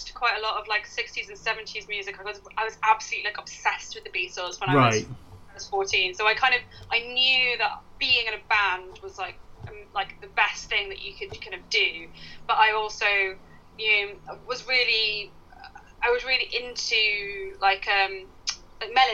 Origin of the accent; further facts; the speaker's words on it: Ipswich, East of England, United Kingdom; I grew up like in near Ipswich